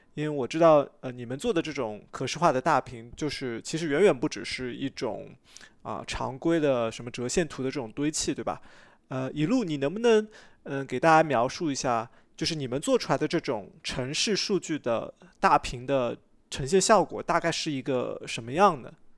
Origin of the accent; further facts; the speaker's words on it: Shanghai, China; 我小时候在上海